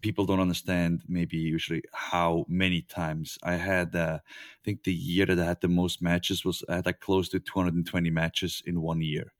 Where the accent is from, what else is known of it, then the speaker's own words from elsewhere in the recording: Switzerland; I'm from Switzerland.